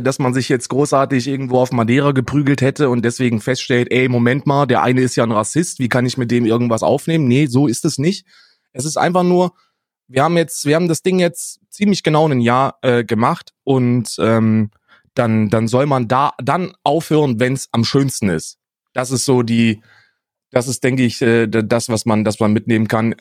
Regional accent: Germany; ich bin, ich bin Deutscher

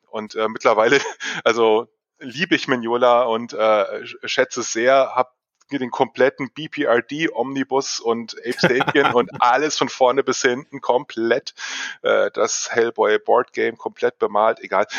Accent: Fulda district, Hesse, Germany; moved away as an adult; now in Hanover, Germany; Ich komme ursprünglich aus dem Kreis Fulda.

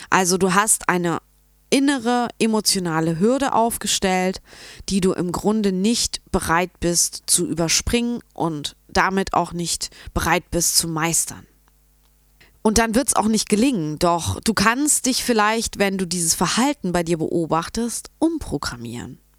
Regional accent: Munich, Bavaria, Germany; ich komme aus München.

